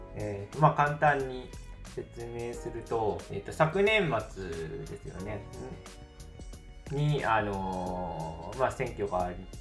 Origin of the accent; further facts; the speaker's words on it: Tokushima, Japan; 同じ四国の徳島出身